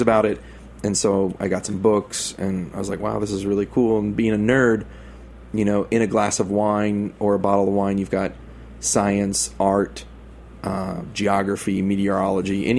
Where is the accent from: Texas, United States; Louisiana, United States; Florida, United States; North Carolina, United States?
Texas, United States; moved away as an adult; now in New York, United States; us Texans